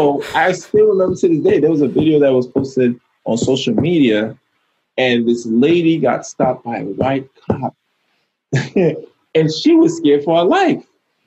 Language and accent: English; Bronx, New York, United States; I mean, I came from the Bronx, man. You know, I came from High Bridge.